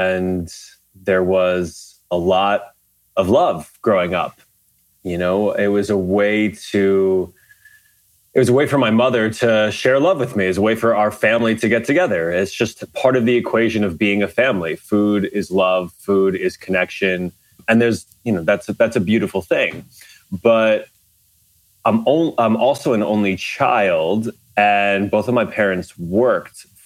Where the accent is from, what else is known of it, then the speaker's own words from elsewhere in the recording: Garden City, New York, United States; small little Catholic school in Garden City, where I grew up in Long Island.